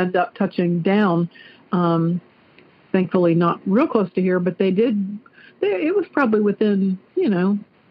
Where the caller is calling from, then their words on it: Clarksville, Ohio, United States; also born or lived in Dayton, Ohio; I'm calling from Clarksville, Ohio.